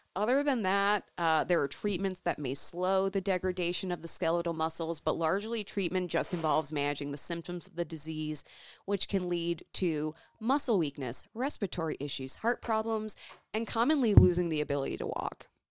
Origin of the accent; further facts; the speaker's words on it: Champaign, Illinois, United States; now in Minnesota, United States; That is my hometown.